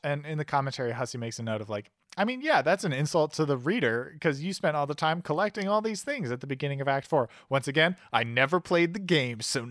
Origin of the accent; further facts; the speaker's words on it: Michigan, United States; I only say I'm from Michigan in my Tumblr bio